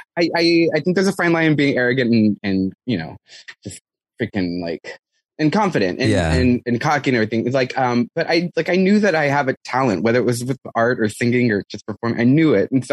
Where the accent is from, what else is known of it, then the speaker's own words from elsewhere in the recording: San Antonio, Texas, United States; I grew up in San Antonio, Texas